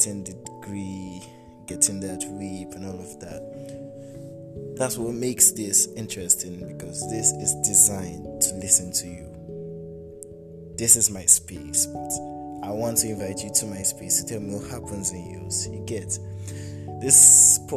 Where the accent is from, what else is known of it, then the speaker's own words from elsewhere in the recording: Jos, Plateau, Nigeria; now in Abuja, Nigeria; I am from Jos Plateau State, from Jos South. Precisely, I am Biram